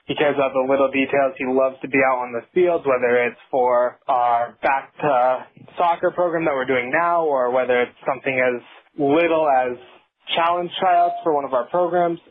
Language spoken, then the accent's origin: English; Denver, Colorado, United States; I grew up in the North Metro area of Denver